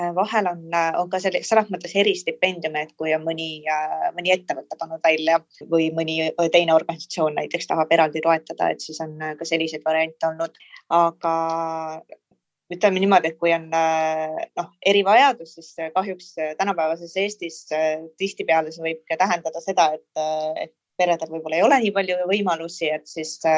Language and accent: Estonian; Tallinn, Harju County, Estonia; pärit olen äh, Tallinnast